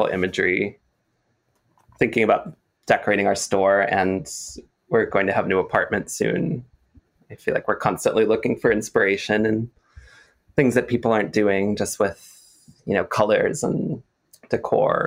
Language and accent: English; Wisconsin, United States; now in New York City, United States; where I grew up in Wisconsin